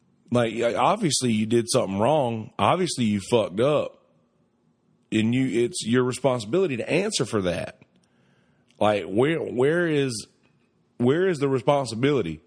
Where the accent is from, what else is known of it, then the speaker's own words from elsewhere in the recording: United States; I'm an American